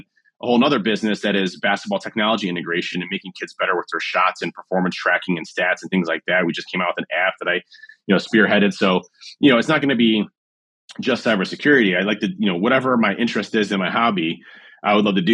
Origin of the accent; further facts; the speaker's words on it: Cleveland, Ohio, United States; My hometown is Cleveland